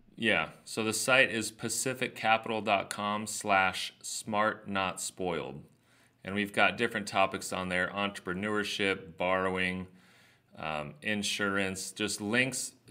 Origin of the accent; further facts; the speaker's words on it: Southern California, United States; I grew up here in Southern California